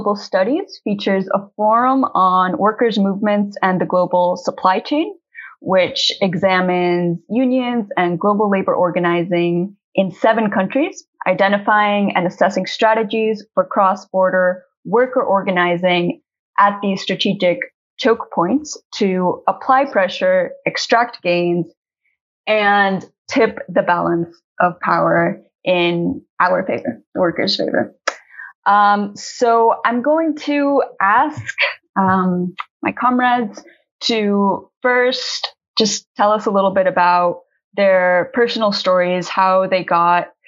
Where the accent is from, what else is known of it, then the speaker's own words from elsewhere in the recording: Colombia; I'm an activist from Colombia with a background in agrarian organizing